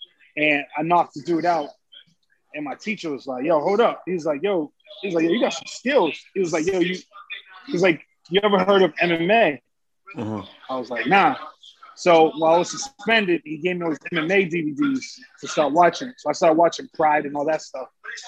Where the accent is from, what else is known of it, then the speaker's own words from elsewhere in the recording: Boston, Massachusetts, United States; Nah, so I was born and raised in Boston, Dorchester. My mother, she's Dominican, full-blooded, from a Caliche de Moro Guajabo. But, yeah, I was born here. My dad, he's from the South. He's from Alabama.